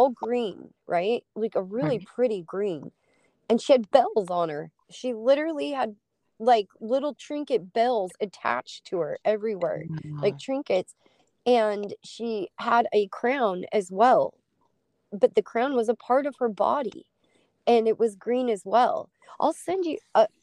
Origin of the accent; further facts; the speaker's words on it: Utah, United States; now in Alaska, United States; I grew up in Utah, and every time a storm would come in, you smell this sulfuric smell that comes off the Great Salt Lake